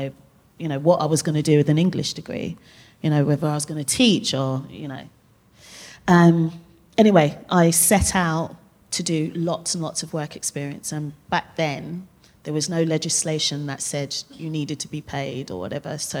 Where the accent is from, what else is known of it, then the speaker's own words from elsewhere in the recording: Zimbabwe; moved away; I'm originally from Zimbabwe